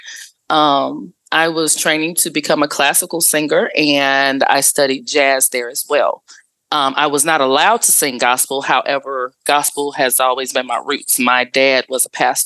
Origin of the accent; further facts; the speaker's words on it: Dallas, Texas, United States; I am from Dallas, Texas, born and raised in Oak Cliff